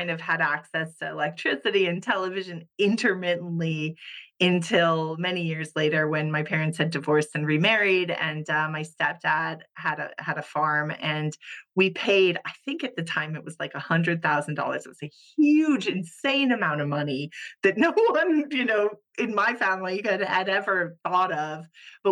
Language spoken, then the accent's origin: English; Hawaii, United States; moved away as an adult; also born or lived in Japan; now in Luxembourg; I was born and raised in Hawaii